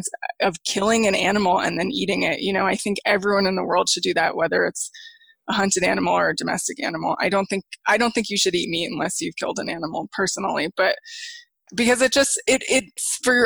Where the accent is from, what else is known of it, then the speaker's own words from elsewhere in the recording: Santa Fe, New Mexico, United States; I grew up in Santa Fe, New Mexico, which is a tourist town